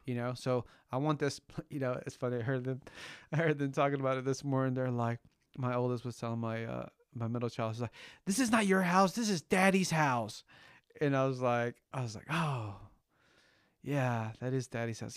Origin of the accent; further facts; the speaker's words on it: California, United States; first language Spanish; English is a second language; I grew up in California